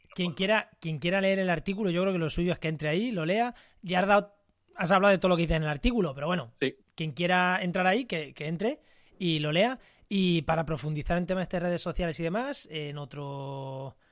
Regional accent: Munera, Castilla-La Mancha, Spain; el ayuntamiento de Munera, que es mi pueblo, en Albacete

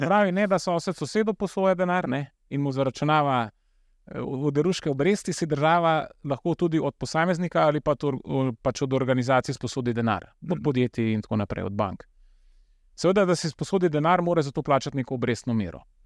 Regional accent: Slovenia; Slovenci smo

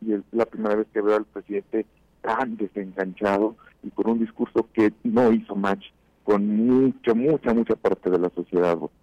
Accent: Mexico; como mexicanos

